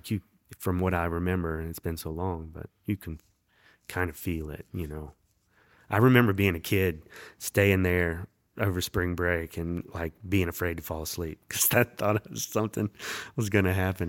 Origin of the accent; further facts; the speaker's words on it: the South, United States; born there; I mean, I know I was born in the South.